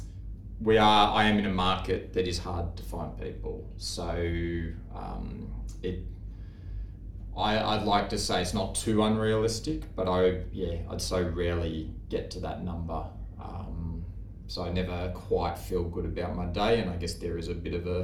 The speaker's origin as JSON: {"language": "English", "town": "Sydney", "region": "New South Wales", "country": "Australia", "tie": "born or raised there", "said": "Born and raised in Sydney"}